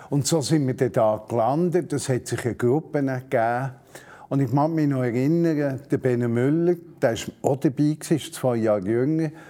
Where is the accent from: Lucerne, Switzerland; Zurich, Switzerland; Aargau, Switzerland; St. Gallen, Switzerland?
Zurich, Switzerland; Also ich bin in der Stadt Zürich geboren worden, aufgewachsen, habe mich mit 18 unsterblich verliebt in ein Modi von Hünibach bei Thun.